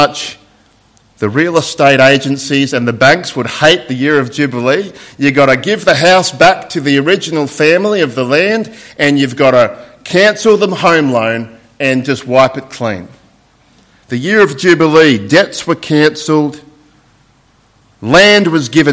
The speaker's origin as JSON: {"language": "English", "town": "Sydney", "region": "New South Wales", "country": "Australia", "tie": "born or raised there", "said": "because that's my hometown in Sydney. And I haven't been there for a while, and my old house that I grew up in had changed a little bit"}